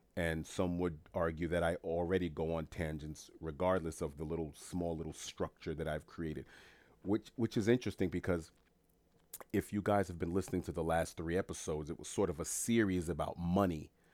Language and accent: English; New York City, New York, United States; moved away; I'm from New York City originally